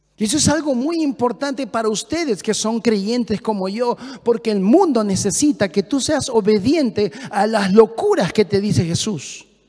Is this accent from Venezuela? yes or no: no; Peru; moved away as an adult; Hablo muy rápido como peruano